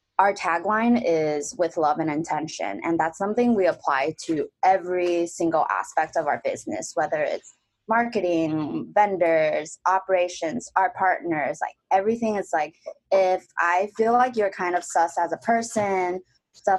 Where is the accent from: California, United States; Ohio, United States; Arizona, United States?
California, United States; Diamond Bar; moved away as an adult; also born or lived in Taiwan / Boston; now in Los Angeles, United States; I grew up in Diamond Bar.